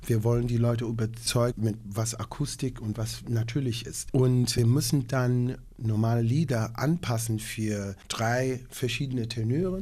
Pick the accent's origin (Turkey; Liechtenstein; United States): United States; Long Island, New York; German is a second language; moved away as an adult; now in Nordhausen, Germany; Long Island, wo ich herkam, ist der Vorort für New York City.